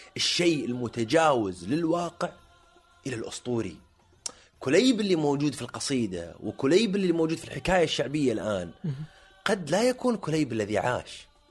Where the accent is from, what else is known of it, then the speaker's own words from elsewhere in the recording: Jubail, Eastern Province, Saudi Arabia; انا من ابناء الجبيل الصناعيه